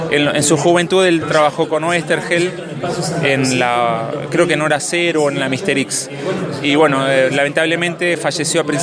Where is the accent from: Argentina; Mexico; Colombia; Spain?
Argentina; Santa Fe; En Santa Fe, sí. Somos de Santa Fe.